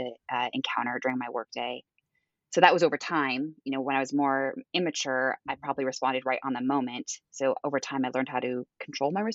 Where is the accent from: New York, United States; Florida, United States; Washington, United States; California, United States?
Washington, United States; Edmonds; moved away as an adult; also born or lived in Boston; I was born and raised in Seattle, in a smaller town called Edmonds, and never left.